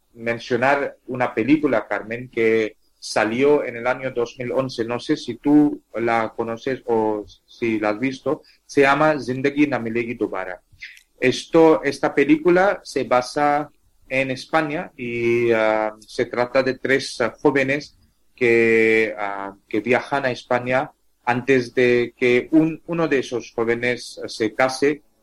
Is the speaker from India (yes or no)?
yes; India; first language Tamil; Spanish is a second language; mi lengua materna es tamil. Tamil es una lengua de eh, una de las, 22 ah, lenguas ah, oficiales de la India